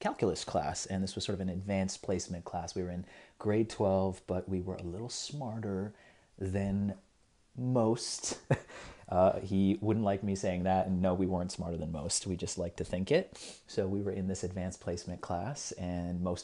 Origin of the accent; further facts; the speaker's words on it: Toronto, Ontario, Canada; growing up in Scarborough, in high school in the early 2000s